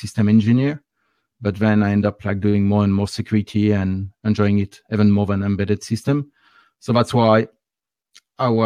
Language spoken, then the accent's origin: English; France; accent: French; English is a second language; my nice French accent